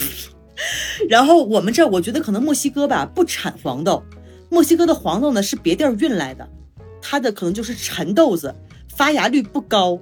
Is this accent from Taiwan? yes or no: no; China; now in Mexico